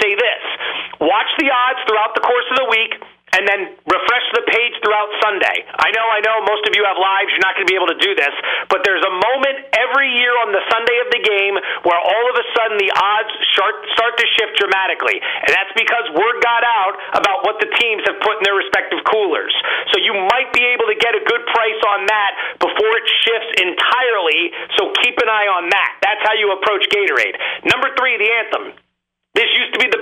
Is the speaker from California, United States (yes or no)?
no; Allentown, Pennsylvania, United States; I'm from Allentown, Pennsylvania. I grew up as an Eagles fan